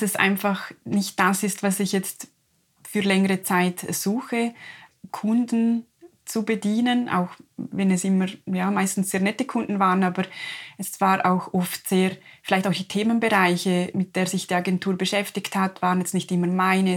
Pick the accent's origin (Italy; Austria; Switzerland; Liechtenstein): Liechtenstein; wir als Liechtensteiner